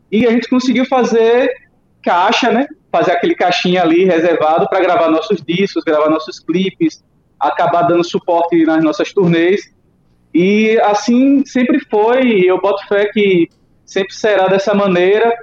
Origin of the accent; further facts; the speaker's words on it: São Cristóvão, Sergipe, Brazil; now in Aracaju, Brazil; eu nasci em São Cristóvão, aqui em Sergipe, mas eu já estou morando em Aracaju há quatro anos